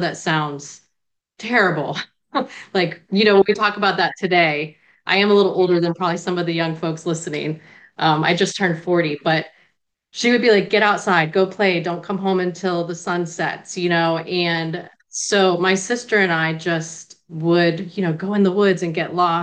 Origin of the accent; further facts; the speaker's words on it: Florida, United States; accent: Bostonian; also born or lived in Natick, Massachusetts; I was born in Natick, Massachusetts, right outside of Boston. My family's like from the Cambridge area, outside of Harvard and whatnot, and then New England. But we moved to Florida when I was about five